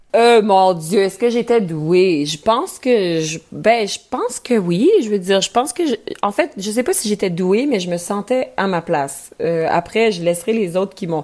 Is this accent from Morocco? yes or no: no; Quebec, Canada; accent: Québécois; first language French